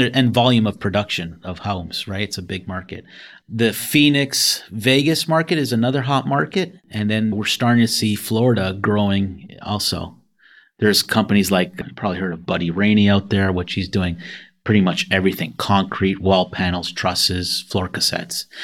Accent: Canada; moved away as an adult; also born or lived in Toronto, Canada / Buffalo, New York; I'm originally from Canada.

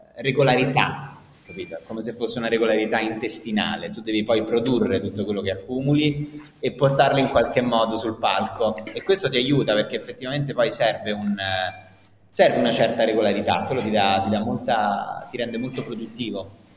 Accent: Rome, Lazio, Italy; nato e cresciuto a Roma, poi Roma ti manca. Nonostante eh, tutto, eh, sì, nonostante siamo una città devastata

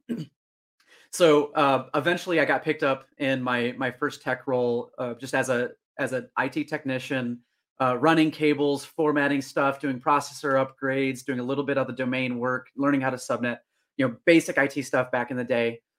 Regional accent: Northern Illinois, United States; my hometown of Northern Illinois.

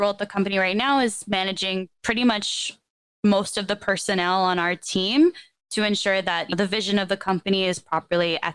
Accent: Toronto, Ontario, Canada; I am from Toronto, Ontario, so in Canada. Grew up there, have never lived anywhere else.

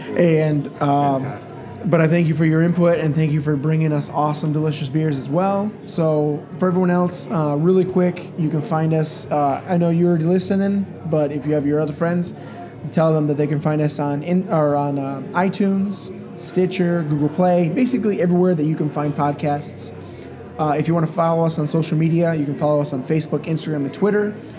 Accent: Grand Rapids, Michigan, United States; moved away; I'm from Grand Rapids, Michigan

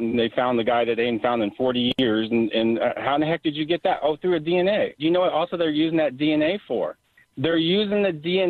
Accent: United States; I'm from the United States of America

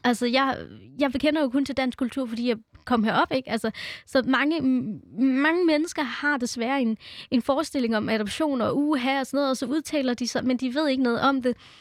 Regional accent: Denmark; born or raised there; also born or lived in India

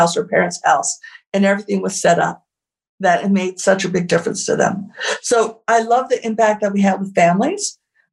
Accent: Santa Fe, New Mexico, United States; Santa Fe, which is really actually my hometown

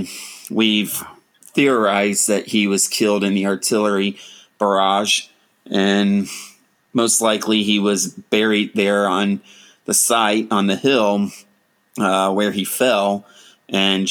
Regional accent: Ohio, United States; born or raised there

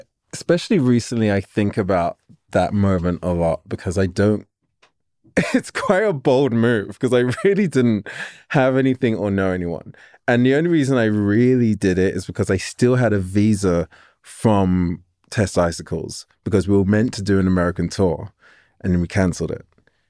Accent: England, United Kingdom; And, you know, and I was already in love with it as most English people are from film.

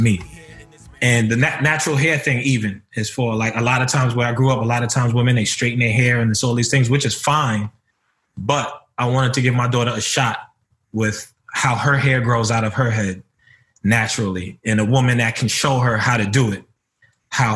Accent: New York City, New York, United States; I'm from Harlem. I grew up in the city. I grew up in the ghetto.

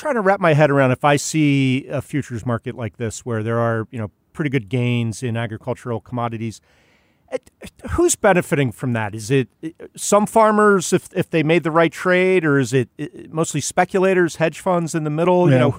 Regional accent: Pennsylvania, United States; I grew up in Pennsylvania, not on a farm, but near farms.

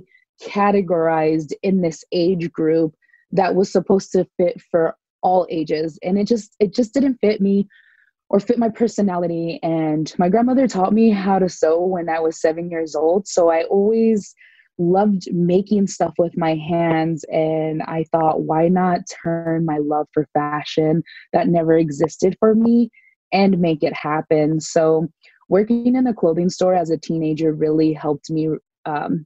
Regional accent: San Diego, California, United States; born and raised in Southern California in San Diego

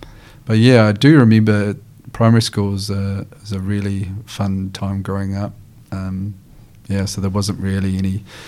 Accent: Christchurch, Canterbury, New Zealand; also born or lived in Invercargill, New Zealand; So Christchurch is really my home.

